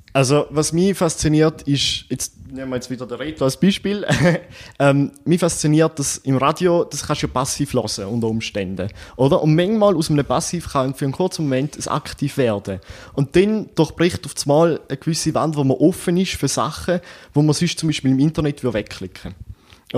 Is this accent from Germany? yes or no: no; Eastern Switzerland, Switzerland; bei uns in der Ostschweiz